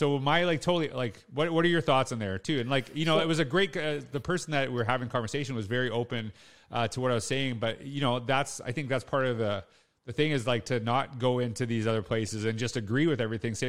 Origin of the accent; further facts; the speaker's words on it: Canada; And this is something that connects with me because I'm Canadian.